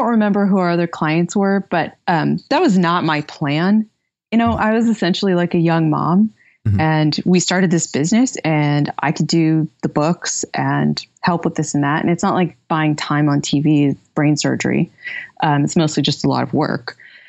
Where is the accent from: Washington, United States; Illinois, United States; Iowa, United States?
Iowa, United States; Fairfield; So I grew up mostly in Fairfield, Iowa. I'm very nomadic, so I will name multiple places where I've lived